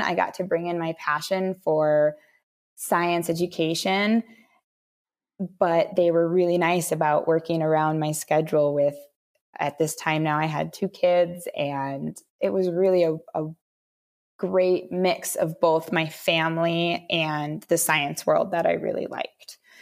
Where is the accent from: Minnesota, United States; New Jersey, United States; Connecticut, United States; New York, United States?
Minnesota, United States; moved away as an adult; also born or lived in Florida / Texas / Washington D.C.; I'm originally born and raised in Minnesota